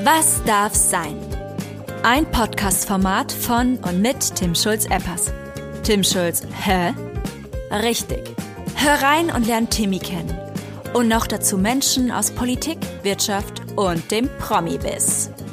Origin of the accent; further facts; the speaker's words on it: Baden-Württemberg, Germany; also born or lived in Stuttgart / Aalen; ich bin ja, wie gesagt, in Baden-Württemberg geboren und aufgewachsen